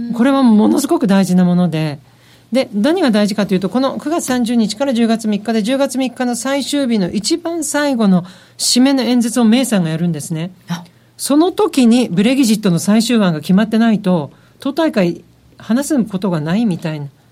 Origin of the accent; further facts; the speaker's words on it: Japan; now in London, United Kingdom; そこは日本人なんで